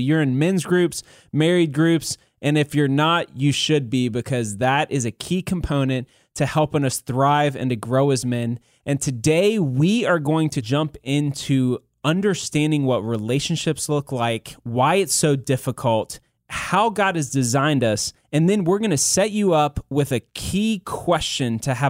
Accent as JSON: {"language": "English", "country": "South Korea", "tie": "born there", "said": "No, I was born in South Korea."}